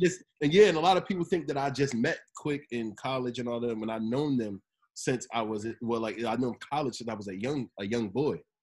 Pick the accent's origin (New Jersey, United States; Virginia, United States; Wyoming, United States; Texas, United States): New Jersey, United States; Monmouth County; also born or lived in Seaford, Delaware / Long Branch, New Jersey / Tinton Falls, New Jersey / Red Bank, New Jersey; I'm from Monmouth County